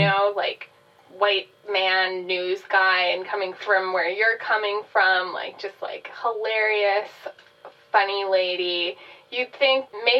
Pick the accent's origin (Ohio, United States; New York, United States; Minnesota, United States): Minnesota, United States; Minneapolis; I grew up in Linden Hills, Southwest Minneapolis.